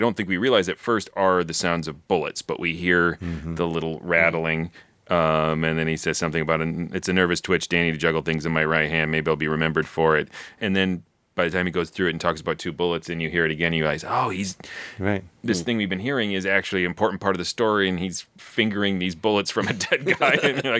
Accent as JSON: {"language": "English", "town": "Baltimore", "region": "Maryland", "country": "United States", "said": "I'm from Baltimore."}